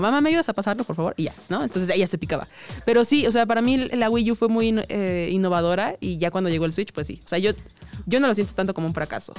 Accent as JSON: {"language": "Spanish", "region": "Mexico City", "country": "Mexico", "tie": "born or raised there", "said": "soy chilanga de nacimiento, nací en la Ciudad de México, orgullosamente. Y este, pues, ¿qué puedo decir? Amo mi ciudad"}